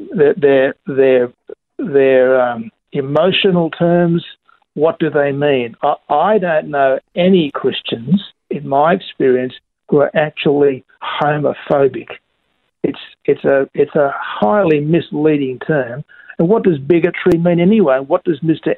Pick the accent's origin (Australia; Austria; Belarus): Australia; Queensland; I'm, I'm a Queenslander. I'm not a, I'm not a Melbourneian